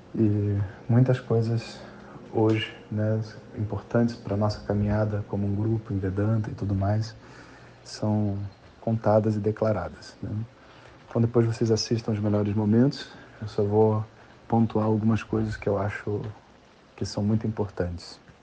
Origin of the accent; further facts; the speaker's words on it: Brazil; A gente é brasileiro